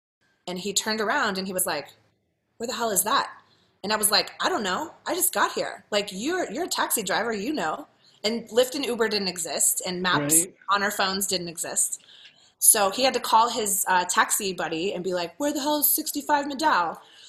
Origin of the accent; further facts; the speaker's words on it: Ohio, United States; now in San Francisco, United States; because I had told him my story, of course, because I'm from Ohio and we talk a lot